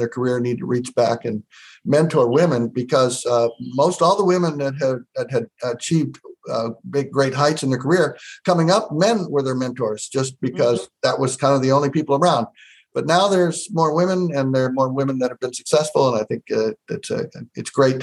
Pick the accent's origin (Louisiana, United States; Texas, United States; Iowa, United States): Iowa, United States; I was born and raised in Iowa